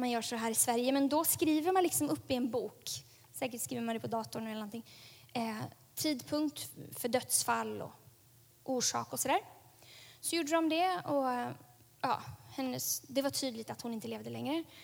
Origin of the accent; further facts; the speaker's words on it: Lemera, South Kivu, DR Congo; Där växte jag upp, på Lemera.